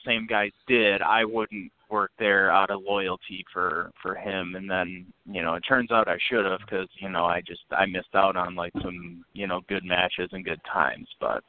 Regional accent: Canada; So then me being the Canadian guy at the time, you know, I got to beat up the red, white, and blue guy.

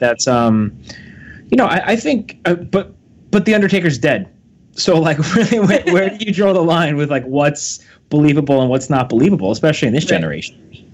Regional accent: Long Island, New York, United States; being an East Coaster myself, like I said, we're from New York, uh, Long Island area.

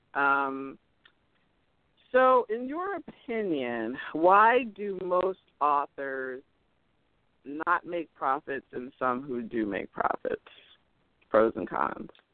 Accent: Cherry Hill, New Jersey, United States; I'm from Cherry Hill, which is right over uh, the bridge there

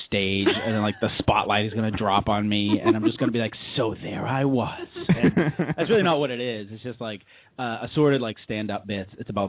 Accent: Somerville, Massachusetts, United States; moved away as an adult; also born or lived in New York City, United States; I'm a stand-up comic. I grew up in Somerville. And then right after college, I moved to New York City, where I lived for 6 years. And then I moved back here to the Boston area right around April of this year

